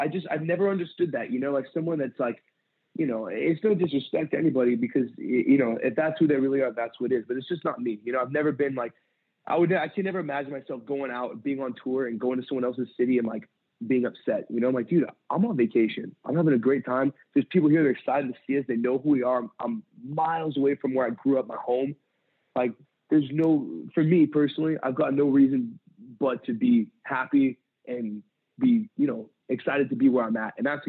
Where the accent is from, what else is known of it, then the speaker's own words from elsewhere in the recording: San Pedro, California, United States; I grew up in San Pedro, California, and I left there. I just turned 18.